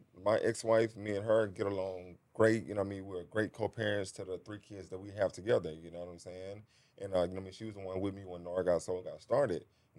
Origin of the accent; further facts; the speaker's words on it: Houston, Texas, United States; I was born and raised in Acres Home.